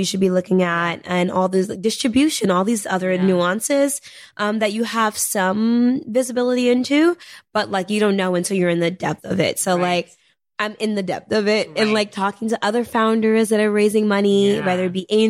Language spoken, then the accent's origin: English; New York City, New York, United States; I'm a girl from Harlem, you know, I'm first generation